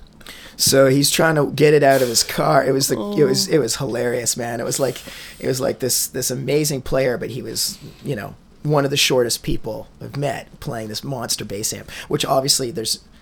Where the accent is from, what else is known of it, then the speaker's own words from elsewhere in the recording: Peterborough, Ontario, Canada; I'm English-Irish from Peterborough.